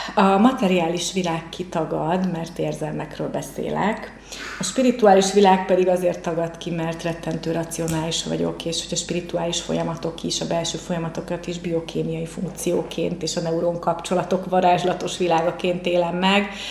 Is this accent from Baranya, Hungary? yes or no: yes; Pécs, Baranya, Hungary; born or raised there; also born or lived in Mohács